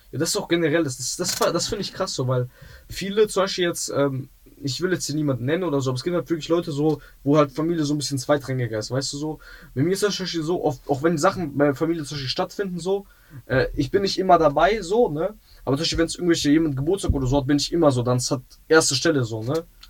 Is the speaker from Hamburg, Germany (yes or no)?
no; Essen, North Rhine-Westphalia, Germany; Also ich bin auch, ähm, in Essen aufgewachsen. So in, äh, ich bin im Essener Süden aufgewachsen.